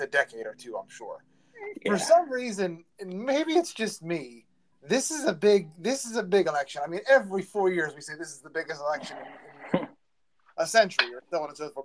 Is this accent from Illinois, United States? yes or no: no; Beaver County, Pennsylvania, United States; we're all from Beaver County